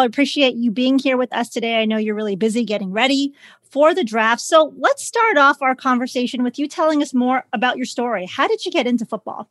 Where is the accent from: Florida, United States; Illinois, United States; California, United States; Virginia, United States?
Illinois, United States; Chicago; I'm from Chicago